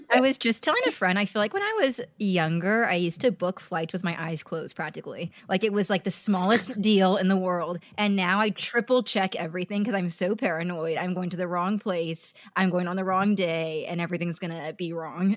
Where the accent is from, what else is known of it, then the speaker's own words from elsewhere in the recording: California, United States; I grew up in California